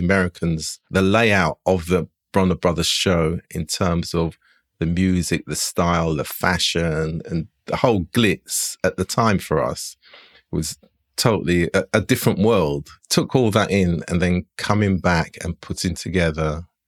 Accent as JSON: {"language": "English", "town": "Slough", "region": "South East England", "country": "United Kingdom", "tie": "born or raised there", "also_born_or_lived": "East London / Finsbury Park, London", "said": "we sort of lived in Finsbury Park and then we moved to Slough. So I actually regard myself as a Slough man."}